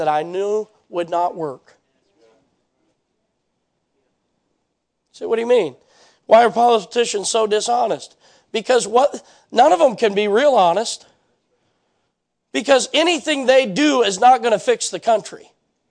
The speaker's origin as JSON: {"language": "English", "country": "United States", "said": "I am an American"}